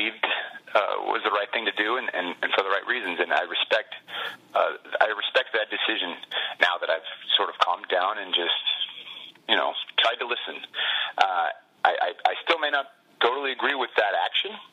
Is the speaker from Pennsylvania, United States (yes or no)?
no; Bay Area, California, United States; we grew up in the Bay Area